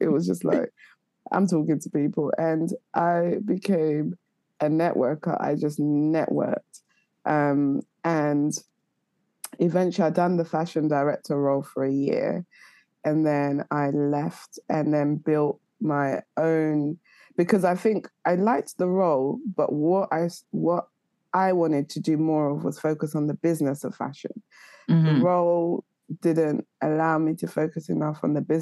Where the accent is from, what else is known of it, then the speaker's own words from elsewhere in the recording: London, United Kingdom; I'm from North London.